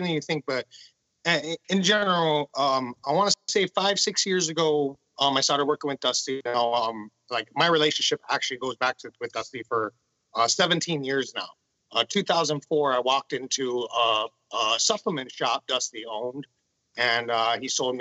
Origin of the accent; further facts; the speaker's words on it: Honolulu, Hawaii, United States; I'm from Honolulu, Hawaii.